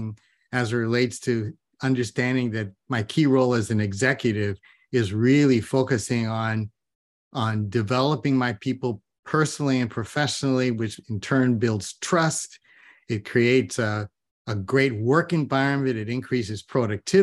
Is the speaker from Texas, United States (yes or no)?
no; Ventura, California, United States; moved away as an adult; also born or lived in Queens, New York City / Kauai, Hawaii; I kind of grew up through high school in just north of LA in Ventura